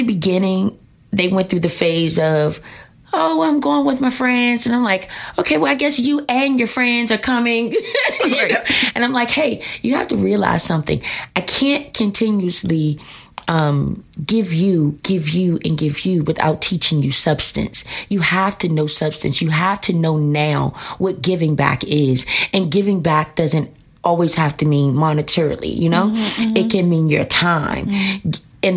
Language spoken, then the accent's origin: English; Washington, District of Columbia, United States; I am here in D.C.